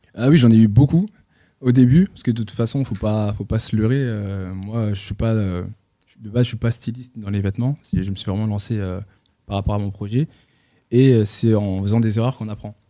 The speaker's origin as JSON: {"language": "French", "town": "Roubaix", "region": "Hauts-de-France", "country": "France", "tie": "born or raised there", "also_born_or_lived": "Tourcoing", "said": "J'ai grandi à Roubaix et Tourcoing."}